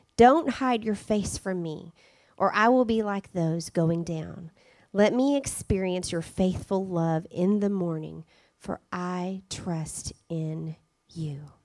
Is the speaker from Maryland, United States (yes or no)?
no; Arkansas, United States; moved away as an adult; also born or lived in Spain; we love the fact that we're from Arkansas, and now that we're back in Arkansas